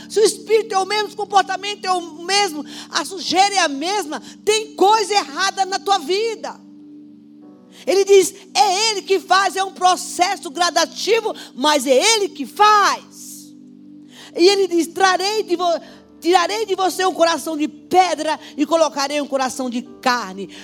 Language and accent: Portuguese; Caldeirão Grande, Brazil; moved away; Eu nasci em Caldeirão Grande